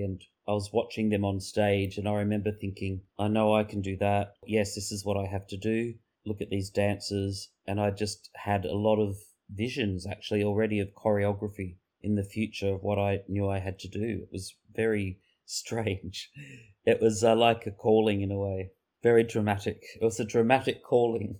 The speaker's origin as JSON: {"language": "English", "town": "Mildura", "region": "Victoria", "country": "Australia", "tie": "born or raised there", "said": "I was born in Mildura in nineteen seventy, and I grew up on a grape property."}